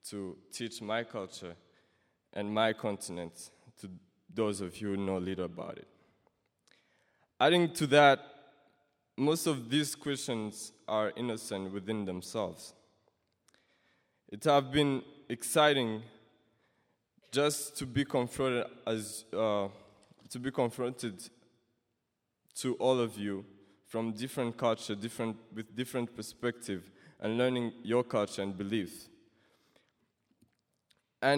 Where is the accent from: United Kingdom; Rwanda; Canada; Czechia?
Rwanda; Kigali; moved away as an adult; now in Sioux Center, United States; from Rwanda, Kigali.